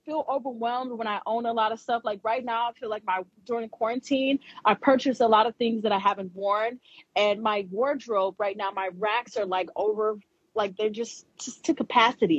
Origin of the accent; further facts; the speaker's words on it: Ohio, United States; moved away; also born or lived in New York City; I'm from Ohio, the state of Ohio here in America